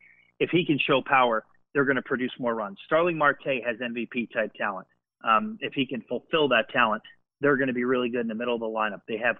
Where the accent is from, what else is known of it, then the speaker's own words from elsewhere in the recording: Philadelphia, Pennsylvania, United States; now in Pittsburgh, United States; I'm born and raised in Philly.